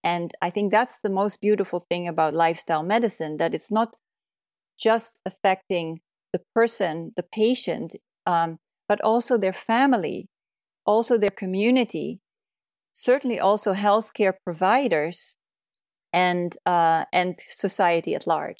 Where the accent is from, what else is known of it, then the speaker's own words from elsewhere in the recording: Netherlands; moved away as an adult; also born or lived in California, United States; now in Oregon, United States; originally, I'm from the Netherlands, where I went to medical school